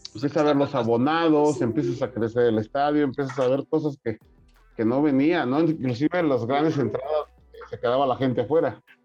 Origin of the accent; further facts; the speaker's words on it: San Luis Potosí, Mexico; yo de niño me tocó eso en Morales, el río Santiago. Bueno, yo conocí San Luis en el boulevard del río Santiago cuando yo era niño